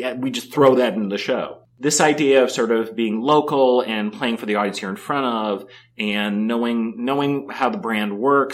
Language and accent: English; Chicago, Illinois, United States; all people I grew up with in Chicago